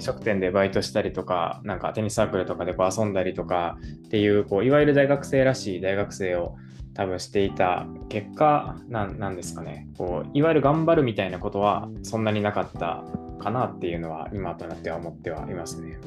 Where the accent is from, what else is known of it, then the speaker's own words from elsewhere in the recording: Kobe, Hyogo, Japan; moved away as an adult; also born or lived in Kyoto; 神戸市出身なので、はい、19年ぐらいは神戸に住んでましたね